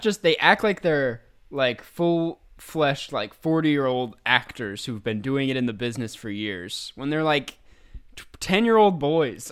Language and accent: English; Minnesota, United States; my home state